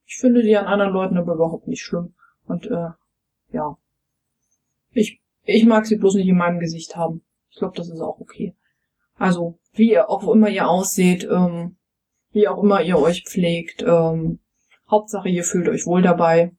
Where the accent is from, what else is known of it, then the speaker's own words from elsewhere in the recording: East Germany, Germany; ich bin ja ähm, im, im Osten aufgewachsen